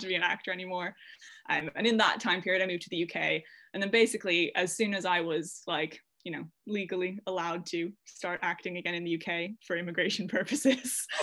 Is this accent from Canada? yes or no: yes; Canada; moved away as an adult; now in United Kingdom; I'm from Canada, so it was in the Gulf Islands in British Columbia.